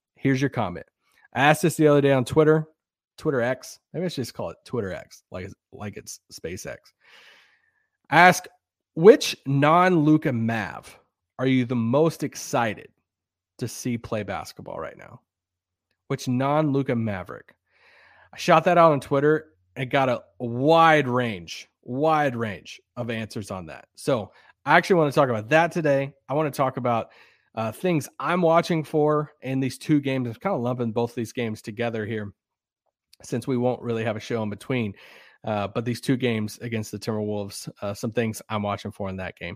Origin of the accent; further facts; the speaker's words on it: Kentucky, United States; moved away; my hometown today, uh, yesterday in Kentucky